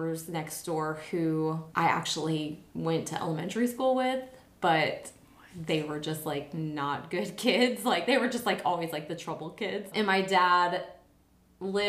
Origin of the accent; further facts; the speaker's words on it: St. Louis area, Illinois side, United States; moved away as an adult; also born or lived in Florida / Sarasota; now in Nashville, United States; I'm from St. Louis area, but Illinois side, just right across the river from St. Louis.